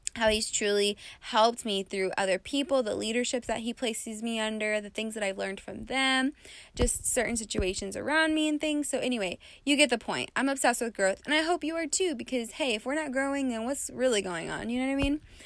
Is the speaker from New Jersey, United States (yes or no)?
no; West Texas, United States; now in Las Vegas, United States; I come from West Texas